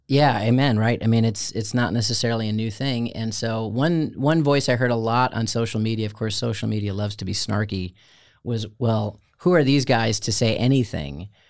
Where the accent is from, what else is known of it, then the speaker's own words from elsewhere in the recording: outside of Chicago, Illinois, United States; moved away; also born or lived in Florida; I grew up outside of Chicago